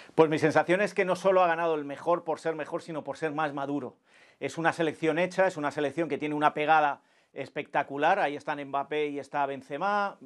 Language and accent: Spanish; Spain